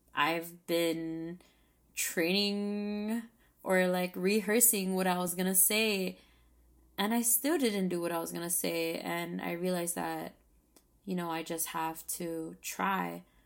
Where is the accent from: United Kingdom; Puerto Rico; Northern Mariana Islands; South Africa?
Northern Mariana Islands; Saipan; moved away as an adult; I just moved back to my hometown of Saipan.